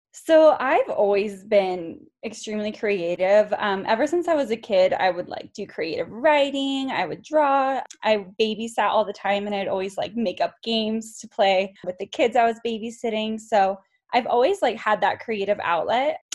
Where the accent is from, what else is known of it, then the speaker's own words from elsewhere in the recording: California, United States; moved away as an adult; now in Colorado, United States; I grew up in California and went to California State University Long Beach